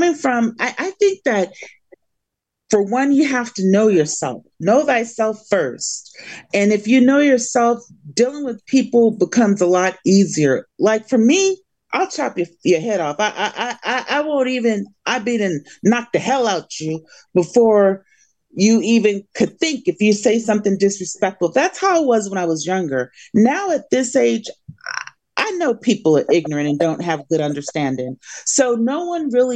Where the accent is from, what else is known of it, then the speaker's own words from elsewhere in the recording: California, United States; moved away; I'm from California